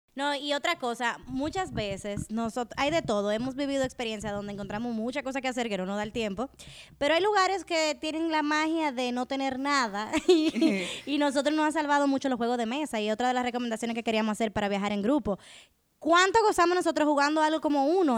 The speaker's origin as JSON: {"language": "Spanish", "country": "Dominican Republic", "said": "nosotros como dominicanos"}